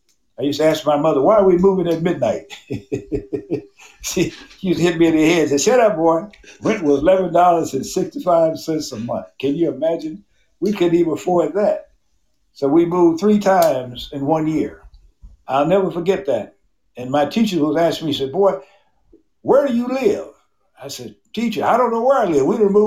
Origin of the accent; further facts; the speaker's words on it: Mississippi, United States; born and raised in Mississippi and growing up in a highly, highly racist society in the 50s and 60s in this country.